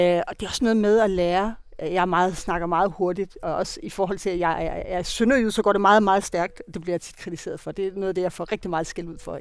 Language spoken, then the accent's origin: Danish; Denmark; also born or lived in Copenhagen, Denmark; now in Spain; Jeg kommer godt nok fra Jylland